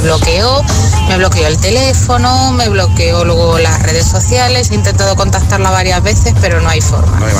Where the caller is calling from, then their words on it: Leganés, Community of Madrid, Spain; de Leganés.